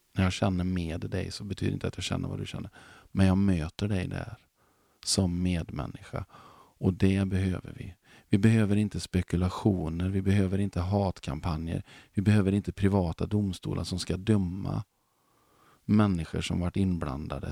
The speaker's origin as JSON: {"language": "Swedish", "area": "Mark Municipality", "region": "Västra Götaland", "country": "Sweden", "said": "Jag kommer från Marks kommun"}